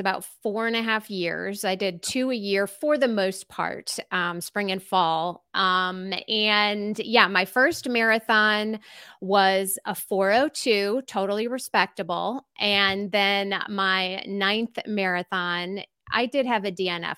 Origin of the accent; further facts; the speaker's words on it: Glen Ellyn, Illinois, United States; moved away as an adult; now in Asheville, United States; I'm originally from Glen Ellen, Illinois